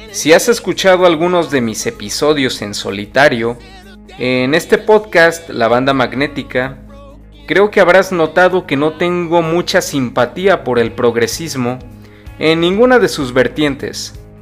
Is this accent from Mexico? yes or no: yes; Mexico; en mi país, México